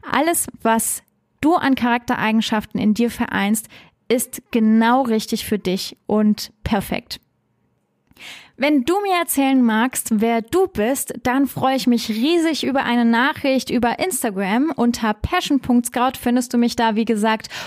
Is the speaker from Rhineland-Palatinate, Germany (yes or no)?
yes; Trier, Rhineland-Palatinate, Germany; born there; also born or lived in Stuttgart area; Ich bin in Trier geboren. Superschöne Stadt. Liebe ich. Ich bin halb Französin, auch ein super cooles Land. Ich habe dann im Schworbeländle Abitur gemacht. Das war ganz schön hart, von Trier äh, in die Nähe von Stuttgart zu ziehen.